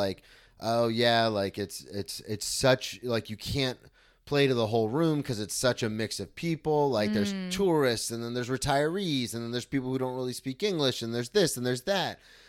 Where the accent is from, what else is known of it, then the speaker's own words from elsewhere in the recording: Daytona Beach, Florida, United States; I grew up in Daytona. I know exactly what you mean.